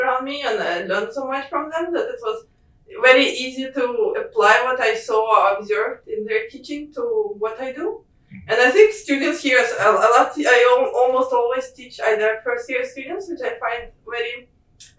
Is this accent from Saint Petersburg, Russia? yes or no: no; Moscow, Russia; moved away as an adult; being back home in Russia, where like I'm from Moscow, it's quite far away from any oceans